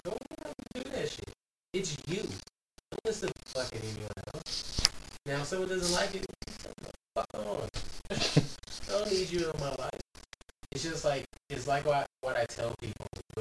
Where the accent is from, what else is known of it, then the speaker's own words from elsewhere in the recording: United States; being American